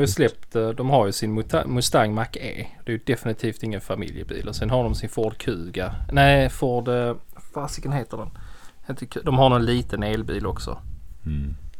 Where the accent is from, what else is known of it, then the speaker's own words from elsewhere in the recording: Skåne, Sweden; jag är skåning